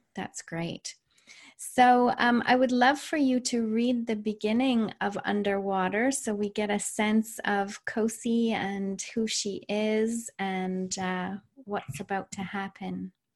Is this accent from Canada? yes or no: yes; Canada; I'm Canadian.